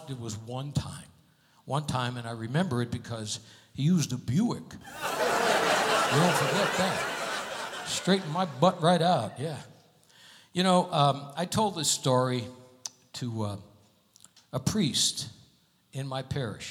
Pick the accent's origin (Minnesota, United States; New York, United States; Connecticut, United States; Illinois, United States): Connecticut, United States; moved away; I'm from Connecticut.